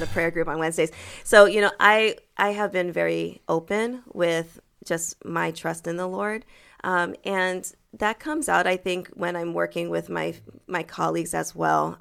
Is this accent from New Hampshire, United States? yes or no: yes; Manchester, New Hampshire, United States; first language French; English is a second language; moved away as an adult; also born or lived in Boston, Massachusetts / St. Louis, Missouri / Cleveland, Ohio; I was born in Boston. Okay. And raised in Manchester, New Hampshire.